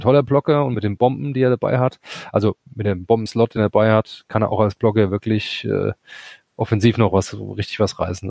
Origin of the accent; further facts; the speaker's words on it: Hesse, Germany; wir kommen aus Hesse